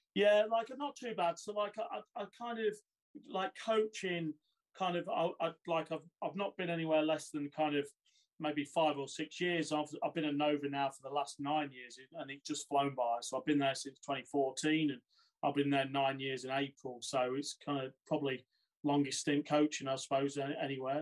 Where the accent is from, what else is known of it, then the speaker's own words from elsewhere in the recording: Boston, East Midlands, United Kingdom; moved away; originally, uh, I'm from Lincolnshire, so I started a small town, uh, Boston